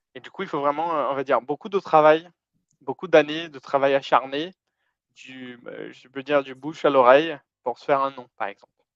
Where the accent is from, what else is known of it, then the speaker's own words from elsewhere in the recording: Brazil; French is a second language; moved away; j'ai un accent un peu bizarre parce que je suis brésilien